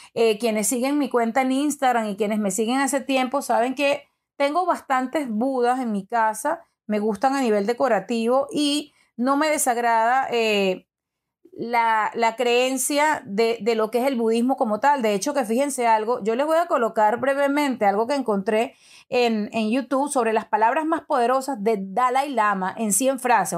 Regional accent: Venezuela; yo soy venezolana, me han criado católica

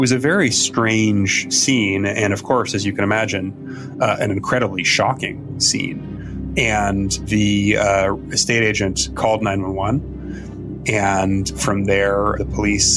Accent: Toronto, Ontario, Canada; I was raised in the Jewish community in Toronto

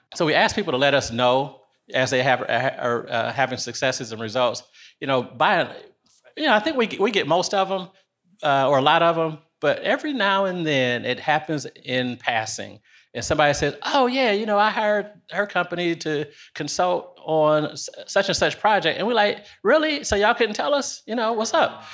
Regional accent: Detroit, Michigan, United States; moved away as an adult; also born or lived in North Carolina; now in Nashville, United States; I am originally from Detroit, Michigan

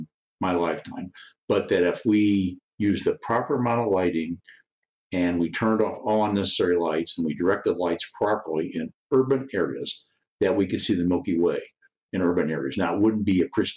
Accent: Chicago, Illinois, United States; moved away; also born or lived in Tucson; I grew up in the Chicago area

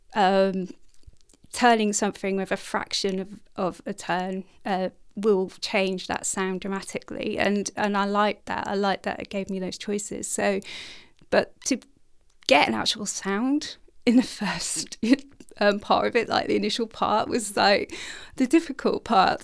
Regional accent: North Norfolk, East of England, United Kingdom; in North Norfolk near the coastline

